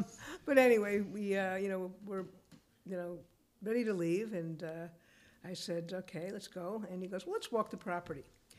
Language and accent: English; Alabama, United States; also born or lived in West Petaluma, California; now in California, United States; Well, originally I'm not from California. Yes, yes. Alabama.